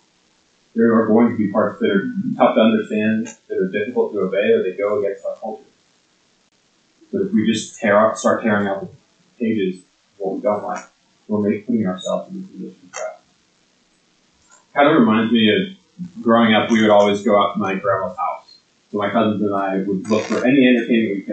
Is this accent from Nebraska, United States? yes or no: yes; Lincoln, Nebraska, United States; moved away; I grew up in Lincoln, Nebraska, and so growing up in Nebraska, I was a huge Huskers football fan